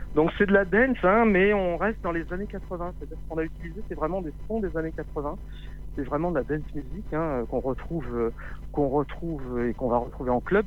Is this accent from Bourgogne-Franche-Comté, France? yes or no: no; Paris region, Île-de-France, France; also born or lived in Lot; j'ai grandi en région parisienne, j'ai des origines du, du Lot